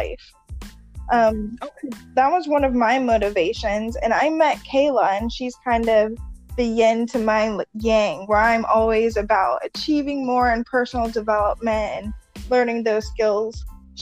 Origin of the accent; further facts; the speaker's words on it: Florida, United States; also born or lived in Chattanooga, Tennessee / Tampa, Florida; I'm originally from Chattanooga, Tennessee, but I lived in Florida a majority of my life